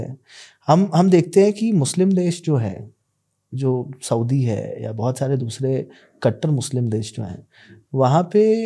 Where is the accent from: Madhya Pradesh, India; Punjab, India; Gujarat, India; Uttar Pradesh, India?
Madhya Pradesh, India; Bhopal; also born or lived in Bangalore; मैं बैंगलोर में पढ़ाई करता था और बताता था कि मैं भोपाल से हूँ